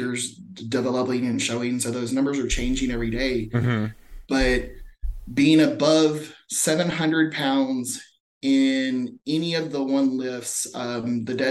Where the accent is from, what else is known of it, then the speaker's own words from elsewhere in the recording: Mesquite, Texas, United States; growing up in Texas